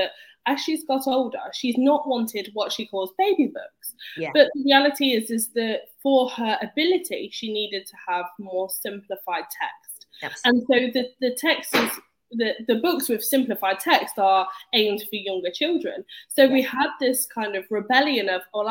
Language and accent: English; Leicester, East Midlands, United Kingdom; I was brought up in Leicester